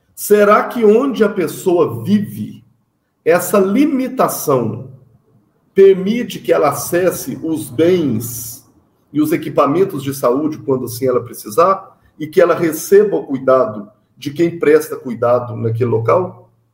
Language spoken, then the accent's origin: Portuguese; Minas Gerais, Brazil; Sou mineiro